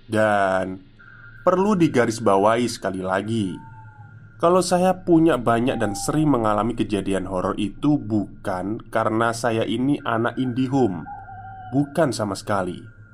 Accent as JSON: {"language": "Indonesian", "town": "Garut", "region": "West Java", "country": "Indonesia", "tie": "born or raised there", "said": "mudik ke kampung halaman saya di Garut"}